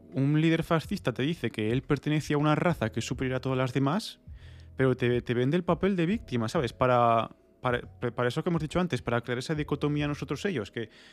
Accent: Spain; yo soy español por, porque es una, yo qué sé, por convención, es una contingencia que tengo en mi vida por haber nacido en, este suelo

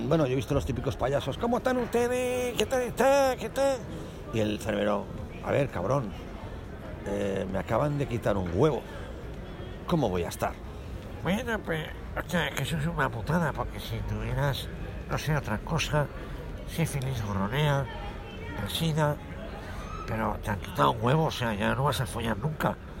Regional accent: Calatayud, Aragon, Spain; vengo de Caratayuz, que es un pueblo que está al lado de Zaragoza, a unos 80 kilómetros

